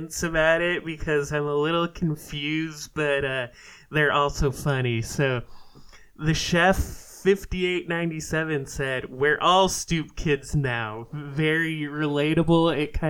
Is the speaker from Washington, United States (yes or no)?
yes; Seattle, Washington, United States; moved away as an adult; also born or lived in Philadelphia; I grew up in the Seattle area, but I moved back